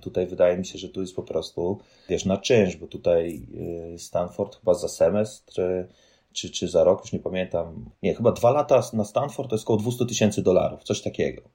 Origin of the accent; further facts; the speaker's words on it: Poland; moved away as an adult; also born or lived in Warsaw, Poland; now in Fremont, United States; no z Polski jestem